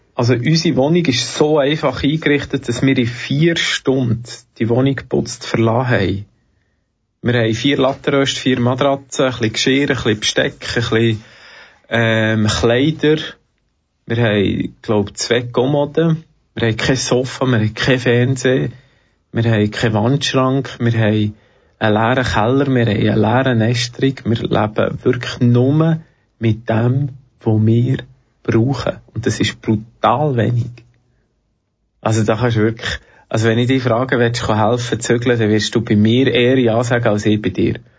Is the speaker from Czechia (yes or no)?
no; Switzerland; Ich komme aus der Schweiz, ich habe den roten Pass